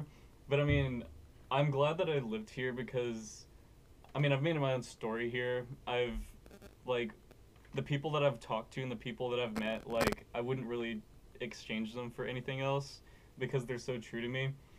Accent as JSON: {"language": "English", "town": "Cuero", "region": "Texas", "country": "United States", "tie": "born or raised there", "said": "Cuero born and raised."}